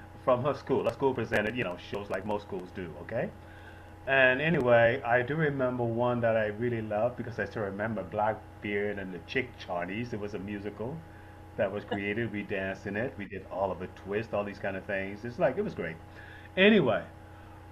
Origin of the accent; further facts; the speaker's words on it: Bahamas; Growing up in the Bahamas, it's very traditional